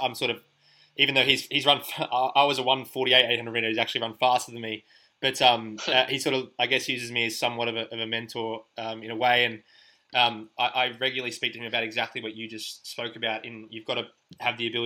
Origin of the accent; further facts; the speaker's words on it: Australia; also born or lived in Finland; myself being based and growing up in Australia